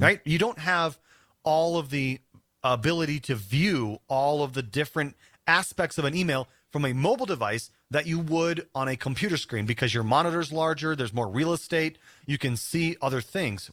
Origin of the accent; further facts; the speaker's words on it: South Dakota, United States; now in Denver, United States; we're gonna go back to South Dakota, my home state.